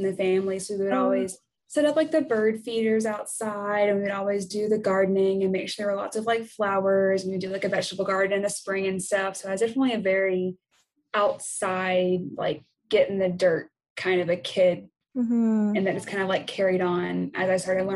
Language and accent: English; Nashville, Tennessee, United States; also born or lived in southern Indiana; now in Indiana, United States; I'm originally from the Nashville, Tennessee area, and I'm currently living in southern Indiana near Louisville, Kentucky